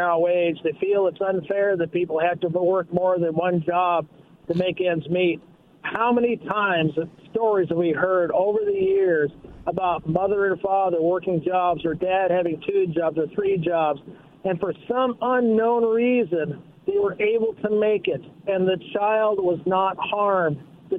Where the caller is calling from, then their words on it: Kennewick, Washington, United States; Yeah, … from Kennewick.